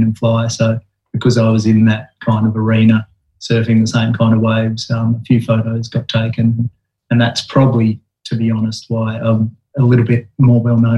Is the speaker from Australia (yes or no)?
yes; Esperance, Western Australia, Australia; where I was brought up was down in Esperance, right down on the south coast, just before the Great Aussie Bight